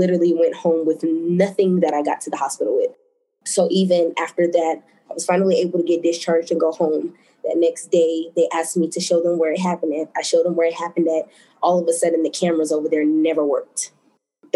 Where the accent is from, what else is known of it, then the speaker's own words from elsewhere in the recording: Denver, Colorado, United States; I am from Denver, Colorado.